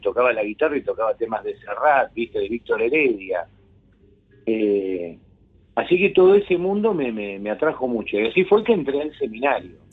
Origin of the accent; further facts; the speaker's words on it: Buenos Aires, Argentina; en la zona de Flores Floresta